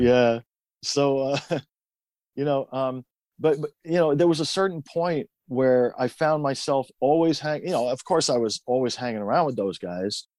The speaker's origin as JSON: {"language": "English", "town": "Tehran", "region": "Tehran Province", "country": "Iran", "tie": "born or raised there", "also_born_or_lived": "Queens, New York, United States", "moved": "yes", "lives_now": "United States", "said": "I was born in Iran, in Tehran."}